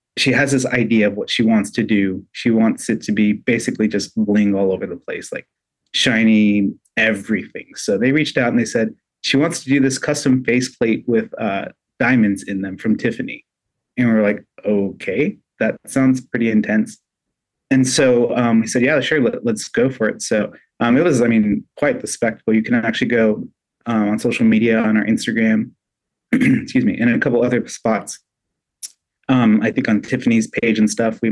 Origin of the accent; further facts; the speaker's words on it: Southern California, United States; moved away as an adult; also born or lived in Oregon; now in Vancouver, Washington, United States; I grew up in Southern California, that's where I lived